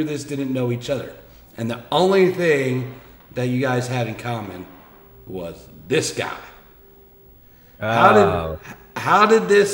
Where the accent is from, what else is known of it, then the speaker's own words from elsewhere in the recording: New Jersey, United States; now in Indiana, United States; I'm not from your area originally, right? I'm from the East Coast, Jersey boy, and here I'm out here in the cornfields of Indiana now.